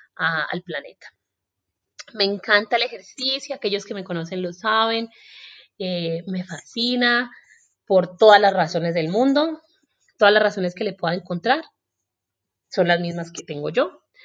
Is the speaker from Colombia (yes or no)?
yes; Colombia; moved away as an adult; also born or lived in Australia; me fui de Colombia cuando tenía 23 años